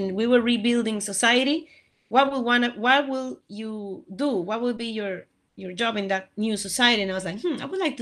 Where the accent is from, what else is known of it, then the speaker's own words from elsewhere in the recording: El Salvador; now in United States; I'm from El Salvador